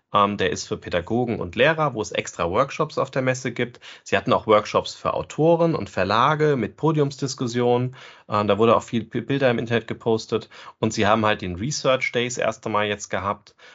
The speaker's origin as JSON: {"language": "German", "country": "Germany"}